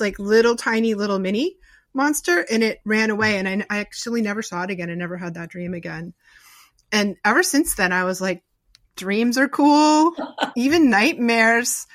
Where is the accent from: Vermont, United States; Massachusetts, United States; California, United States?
Massachusetts, United States; Newton; now in Rhode Island, United States; I live in Rhode Island now, but I grew up in Newton